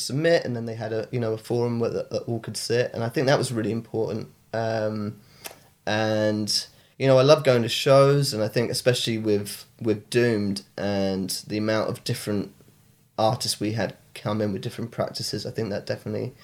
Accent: Exeter, South West England, United Kingdom; moved away; also born or lived in Brighton; I'm from Devon originally, Exeter

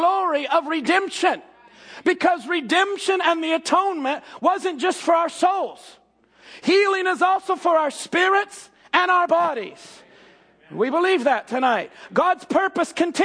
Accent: Jeffersonville, Indiana, United States; born and raised in Jeffersonville

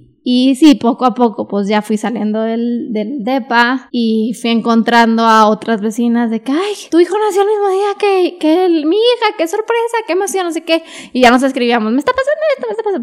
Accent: Monterrey, Nuevo León, Mexico; moved away as an adult; also born or lived in United States; now in Mexico City, Mexico; tengo que estar en Monterrey

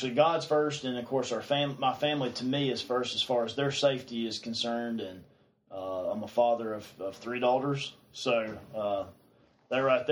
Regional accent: Piercetown, South Carolina, United States; I grew up here. I grew up in Pierstown.

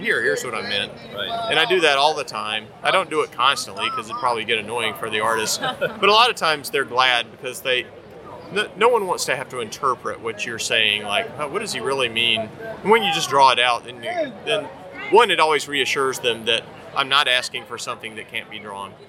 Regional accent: North Carolina, United States; now in Portland, United States; I am from North Carolina, and it's really hot there

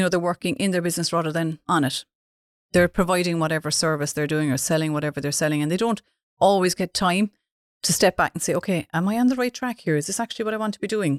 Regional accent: Dunmanway, Munster, Ireland; I'm from Dun Manuay.

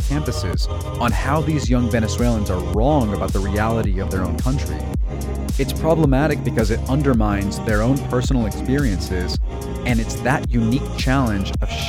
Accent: United States; accent: American; my accent is a dead giveaway for my American upbringing

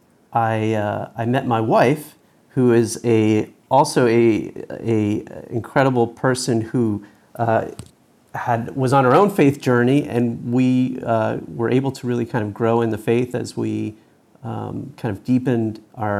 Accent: Northern New Jersey, United States; So I grew up in New Jersey, Northern Jersey, and went to Sunday Mass

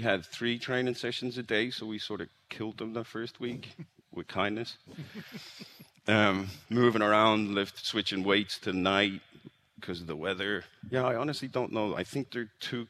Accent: Ireland; moved away as an adult; also born or lived in Jackson, Tennessee; now in Kansas, United States; I'm from Ireland

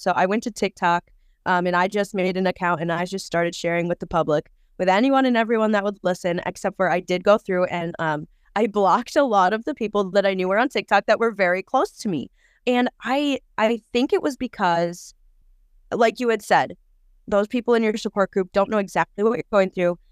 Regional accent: Wisconsin, United States; I am from Wisconsin, pretty close to the Twin Cities, actually. So just right over the border.

